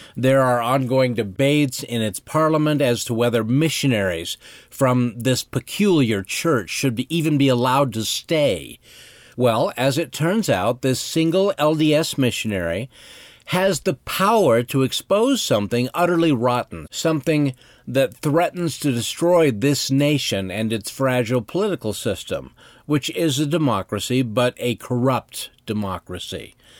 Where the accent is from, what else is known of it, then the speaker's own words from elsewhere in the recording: Cody, Wyoming, United States; my hometown of Cody, Wyoming